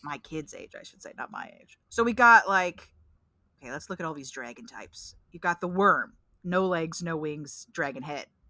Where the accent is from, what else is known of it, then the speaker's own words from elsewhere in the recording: Pacific Northwest, United States; I'm from Sasquatch country.